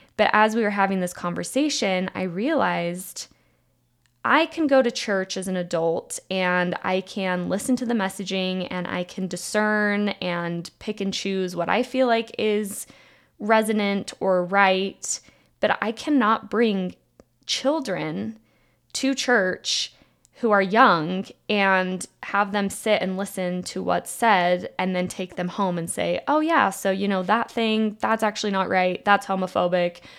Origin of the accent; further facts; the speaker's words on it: Provo, Utah, United States; moved away as an adult; also born or lived in Germany / San Francisco; I grew up in Provo, Utah